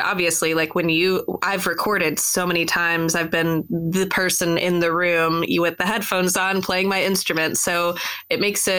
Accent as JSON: {"language": "English", "town": "Dallas", "region": "Texas", "country": "United States", "also_born_or_lived": "Boston / Nashville", "moved": "as an adult", "said": "after I moved back home from Boston. I moved back to Dallas"}